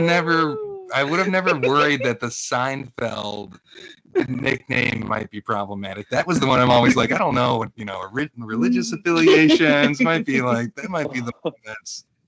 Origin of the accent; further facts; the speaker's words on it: Midwest, United States; as a Midwesterner.